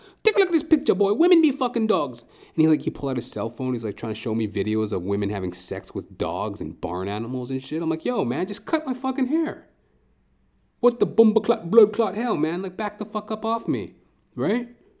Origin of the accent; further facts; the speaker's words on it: Trinidad & Tobago; He was this old Trinidadian dude, right? And I'm Trinidadian, right? So I felt that connection.